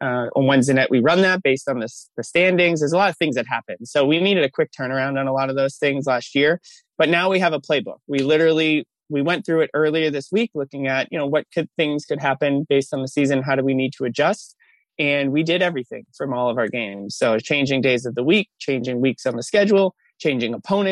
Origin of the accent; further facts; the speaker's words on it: Massachusetts, United States; moved away as an adult; now in Bay Area, United States; I'm from Massachusetts. We live in the Bay Area now